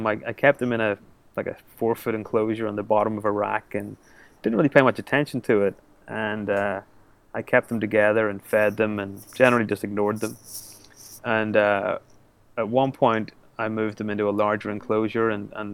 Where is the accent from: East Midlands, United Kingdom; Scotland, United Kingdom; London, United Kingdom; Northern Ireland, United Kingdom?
Northern Ireland, United Kingdom; Belfast; I'm from Belfast, Northern Ireland